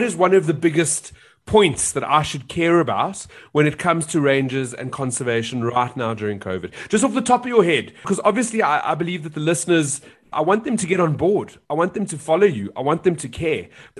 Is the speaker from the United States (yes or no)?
no; South Africa; I'm South African